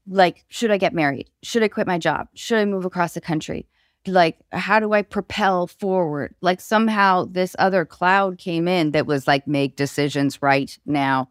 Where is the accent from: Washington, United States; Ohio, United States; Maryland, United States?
Washington, United States; Seattle; I grew up in Seattle